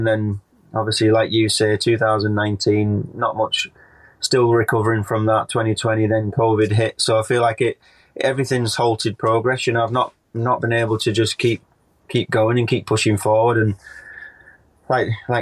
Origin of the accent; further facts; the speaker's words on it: United Kingdom; as British riders